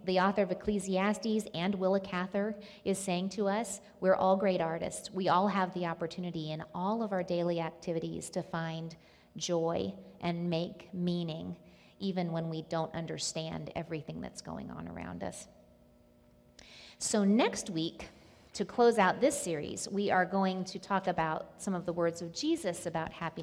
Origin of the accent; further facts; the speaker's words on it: Nebraska, United States; moved away; I was born and lived in Nebraska for part of my life.